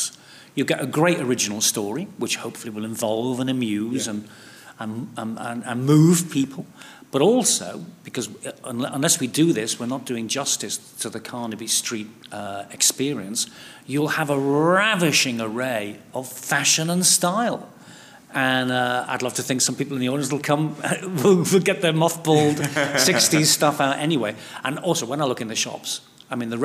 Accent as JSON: {"language": "English", "town": "Liverpool", "region": "North West England", "country": "United Kingdom", "also_born_or_lived": "Hackney, London", "moved": "yes", "said": "I'm from Liverpool, although all my kids were born at Whips Cross Hospital, you know, and I used to live just a mile or two away from the Hackney Empire."}